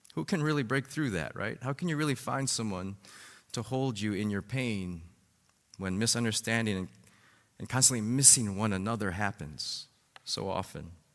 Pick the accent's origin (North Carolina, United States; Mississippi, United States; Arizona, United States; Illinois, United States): Illinois, United States; Chicago; my uncle, uh, who lived with his family in the house right beside, uh, our family, uh, growing up in Albany Park